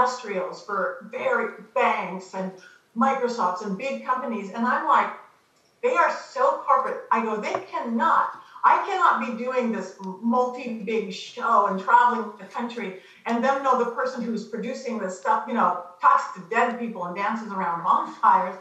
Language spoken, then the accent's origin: English; Long Beach, California, United States; also born or lived in Los Angeles, California; I was born in Long Beach, which is like suburban next to it. But I've been here my whole life